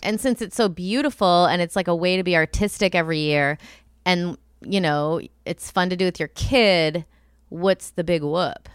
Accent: Rust Belt, United States; I'm from the Rust Belt

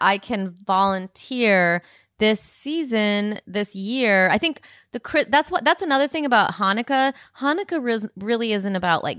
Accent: Rockford, Illinois, United States; in the theater that I grew up in Rockford, Illinois

